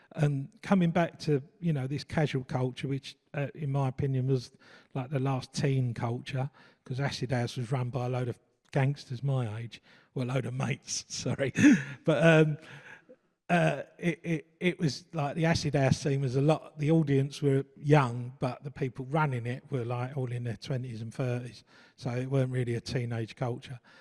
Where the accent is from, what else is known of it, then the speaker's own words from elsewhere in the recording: London, United Kingdom; I come from East London, uh, brought up in Forest Gate, uh, families from Bow